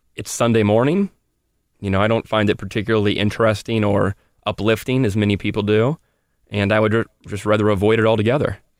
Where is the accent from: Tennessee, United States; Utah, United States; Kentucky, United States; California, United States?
Kentucky, United States; Louisville; It's where I am from